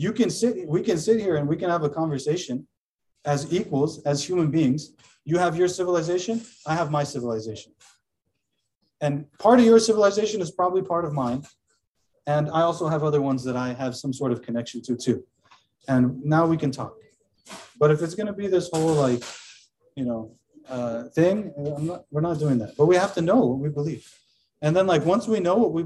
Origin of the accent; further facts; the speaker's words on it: United States; I have no doubt that I'm an American. I have no doubt. Like, and most of us who are born and raised here